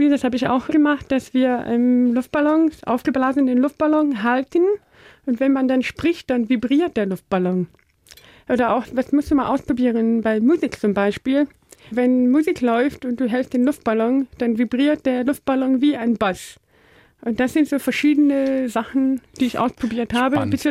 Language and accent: German; North Rhine-Westphalia, Germany; wir kommen in der Nähe aus Holland, Aachen da, okay. Rheinländerin.